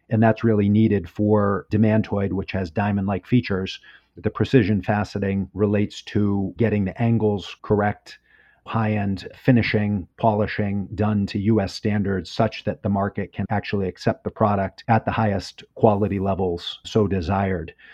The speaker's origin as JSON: {"language": "English", "country": "United States", "said": "I'm American, so I, I don't understand meters."}